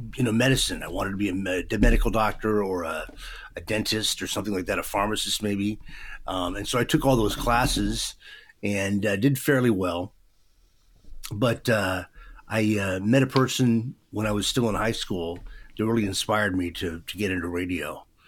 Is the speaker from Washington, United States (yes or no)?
yes; Vancouver, Washington, United States; I was raised in Vancouver, and I live in Vancouver today